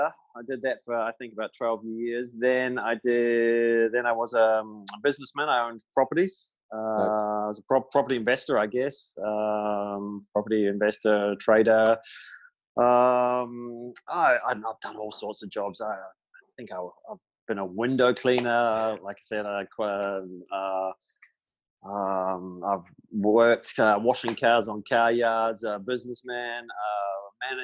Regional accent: Christchurch, Canterbury, New Zealand; moved away as an adult; now in Santiago, Chile; Born and raised in New Zealand

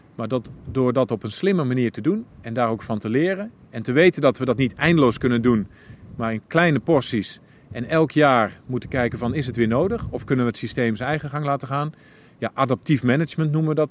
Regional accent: Twente, Overijssel, Netherlands; ik als Twentenaar

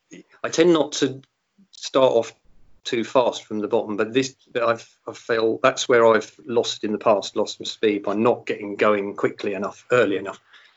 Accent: Portsmouth, South East England, United Kingdom; born there; I was born in Portsmouth, or South Sea. In fact, I walked past the house yesterday. It was where my gran lived.

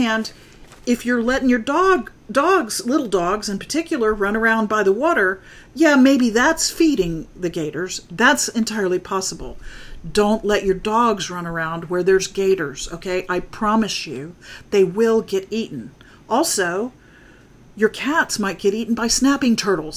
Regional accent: Florida, United States; also born or lived in North Dakota; now in Huntsville, United States; I grew up in Florida

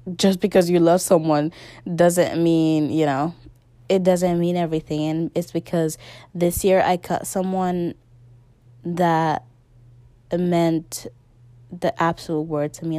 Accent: Guinea; moved away; my original country, my home country is Guinea

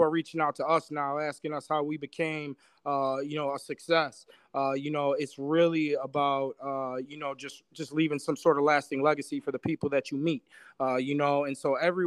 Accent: Buffalo, New York, United States; I'm from Buffalo. I love Buffalo.

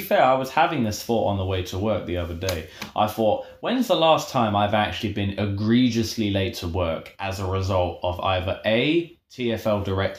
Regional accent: London, United Kingdom; us Londoners.

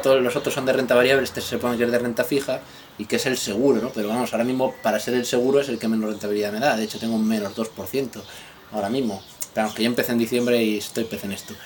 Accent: Spain; los españoles que no tenemos ni puta idea de inglés

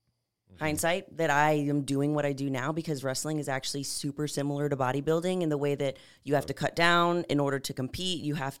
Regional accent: San Antonio, Texas, United States; moved away as an adult; So I'm originally from San Antonio. I lived there from birth till 18 and then knew I wanted to move out

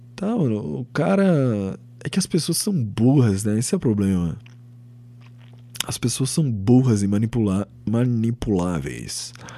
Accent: São Paulo, Brazil; Eu sou do estado de São Paulo. Eu nasci aqui.

